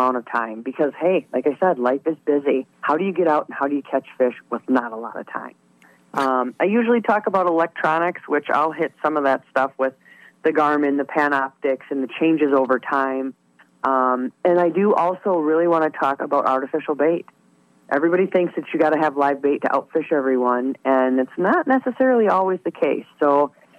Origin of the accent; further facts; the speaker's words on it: Great Lakes, United States; I was raised on the Great Lakes